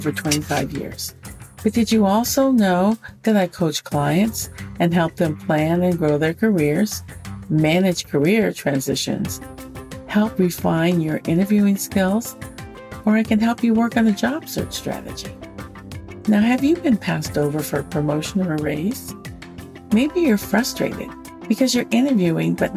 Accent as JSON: {"language": "English", "town": "Oakland", "region": "California", "country": "United States", "tie": "born or raised there", "also_born_or_lived": "Hayward, California", "said": "I grew up in Northern California, and I know people think it's two states. I was born in Oakland, California"}